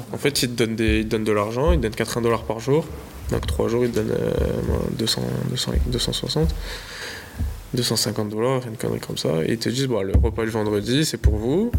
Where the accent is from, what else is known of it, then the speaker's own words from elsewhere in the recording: Nice, Provence-Alpes-Côte d'Azur, France; moved away; je suis de Nice